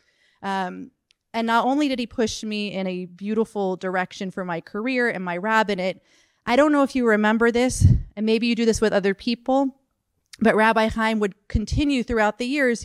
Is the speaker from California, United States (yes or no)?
yes; Orange County, California, United States; I'm from Orange County. We don't pray like this.